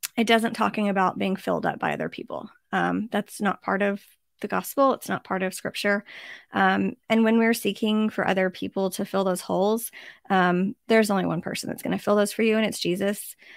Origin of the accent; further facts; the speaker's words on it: United States; as an American